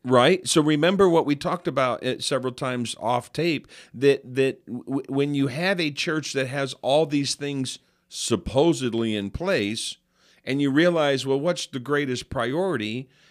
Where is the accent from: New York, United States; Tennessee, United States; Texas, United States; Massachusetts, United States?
New York, United States; I'm from New York